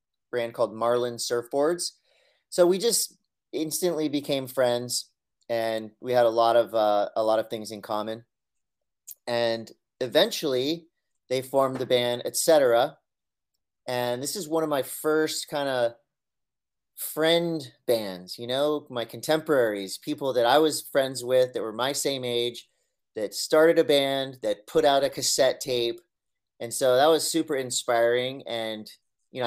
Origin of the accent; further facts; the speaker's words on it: Encinitas, California, United States; I grew up here in Encinitas